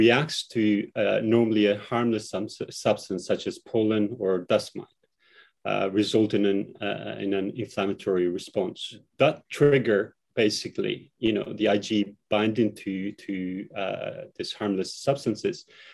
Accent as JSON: {"language": "English", "country": "Kosovo", "moved": "yes", "lives_now": "United Kingdom", "said": "I'm originally also from Kosovo"}